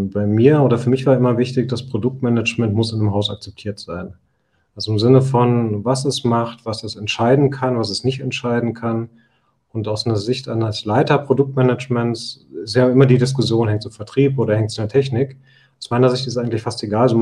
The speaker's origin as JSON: {"language": "German", "town": "Osnabrück", "region": "Lower Saxony", "country": "Germany", "also_born_or_lived": "Nuremberg", "said": "Ich bin Osnabrücker, also geboren"}